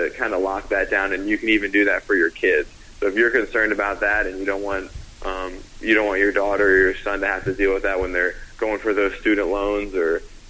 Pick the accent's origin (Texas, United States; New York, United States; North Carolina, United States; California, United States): North Carolina, United States; I'm from North Carolina.